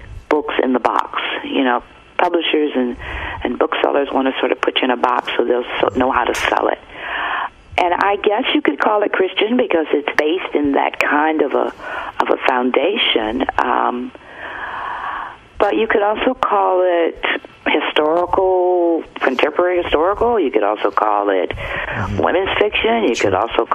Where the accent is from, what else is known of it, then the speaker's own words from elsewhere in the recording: Detroit, Michigan, United States; I grew up in Detroit